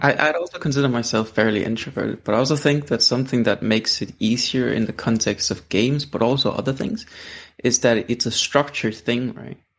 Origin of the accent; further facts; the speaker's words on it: Denmark; English is a second language; I'm from Denmark